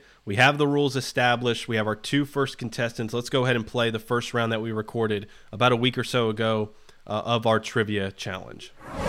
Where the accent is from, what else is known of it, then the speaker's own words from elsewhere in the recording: Virginia, United States; also born or lived in Florida; we're from Florida, but we grew up mostly in Virginia.